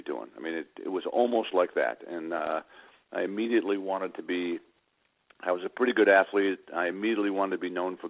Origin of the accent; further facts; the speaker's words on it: Long Island, New York, United States; I grew up on Long Island, born in New York City. Grew up on Long Island